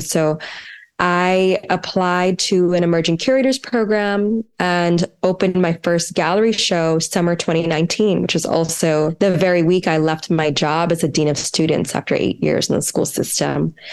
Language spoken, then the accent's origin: English; New Jersey, United States; I grew up right outside of Philadelphia, New Jersey.